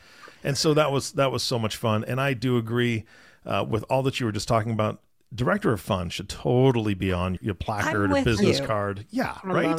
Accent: Puyallup, Washington, United States; I grew up in Puyallup, Washington, which is about 25 miles south of Seattle

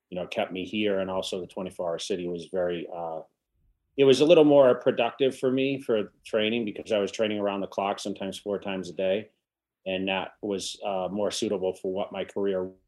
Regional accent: Massachusetts, United States; moved away as an adult; also born or lived in California; now in Las Vegas, United States; I'm originally from Massachusetts and you know, I headed, I went to California. I, I went west uh, for the bodybuilding career about '99, and somehow I migrated to Las Vegas

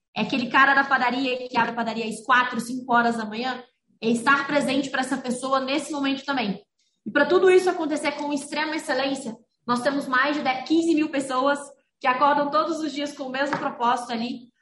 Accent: Rio Verde, Goiás, Brazil; moved away as an adult; now in Franca, Brazil; eu venho de Rio Verde, Goiás

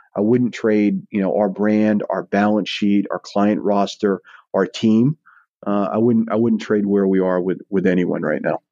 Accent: Eastport, Maine, United States; now in Saratoga Springs, United States; my hometown of Eastport

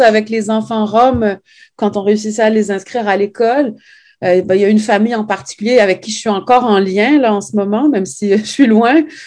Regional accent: Montreal, Quebec, Canada; also born or lived in Saguenay, Quebec / France; on a quitté le Saguenay pour venir vivre à Montréal quand, en 76 quand j'avais 4 ans

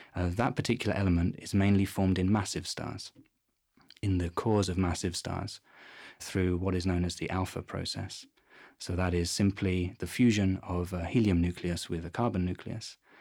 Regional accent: London, United Kingdom; moved away as an adult; now in Garching, Germany; I come from London in England

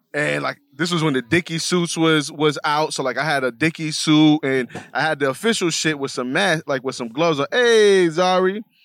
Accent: New York City, New York, United States; I'm just a Bronx nigga with, uh, Bronx building in the background

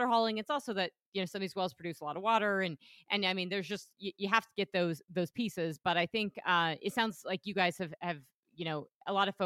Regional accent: Wyoming, United States; now in Denver, United States; Wyoming, and I love Wyoming, born there. You know, we're both recording from Denver right now, but I'm a total Wyomingite, and really do need to get back closer to home

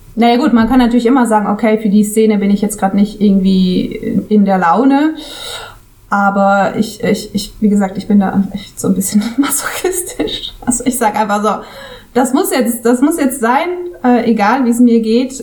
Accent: Switzerland; first language German; moved away as an adult; now in Costa Brava, Spain; als Schweizerin, also als Schweizerin, als in der Schweiz aufgewachsene

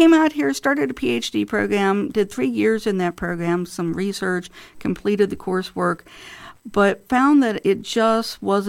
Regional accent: Illinois, United States; also born or lived in St. Louis / Michigan / California; So I was born in St. Louis, Missouri. But growing up, we lived in a number of different states, actually. I lived in Michigan in my early childhood, Illinois for most of my childhood and early adulthood, a year out in California.

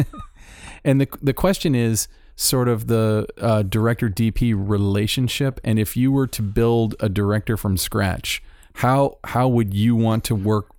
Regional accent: Florida, United States; moved away; I'm from Florida

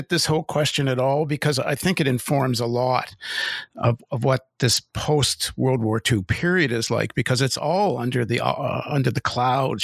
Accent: Toronto, Ontario, Canada; I grew up in Toronto

